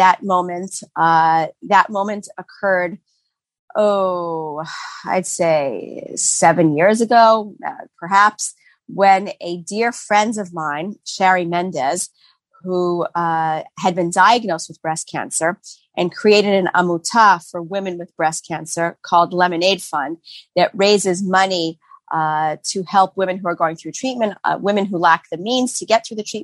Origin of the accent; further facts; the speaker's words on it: Boston, Massachusetts, United States; moved away as an adult; now in Israel; I grew up in Boston, and I'm a graduate of Maimonides School